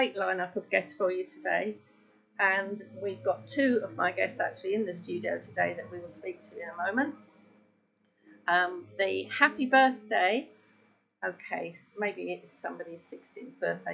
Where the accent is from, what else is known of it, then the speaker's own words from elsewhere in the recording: London, United Kingdom; I was brought up in Penge, just around the corner